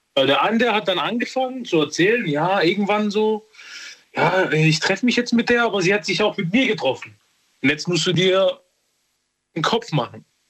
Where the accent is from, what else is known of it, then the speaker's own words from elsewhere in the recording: Serbia; moved away; Ich, ich bin aber Serbe. Ich komme aus Serbien